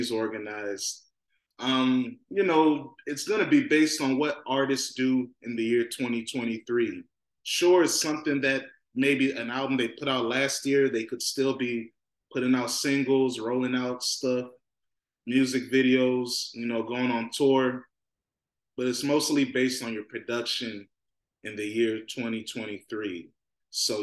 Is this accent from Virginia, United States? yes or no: yes; Virginia, United States; I'm from Virginia.